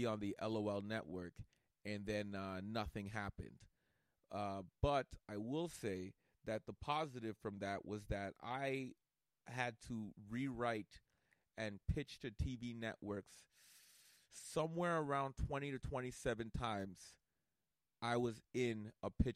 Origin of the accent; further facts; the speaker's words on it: Canada; we're Canadian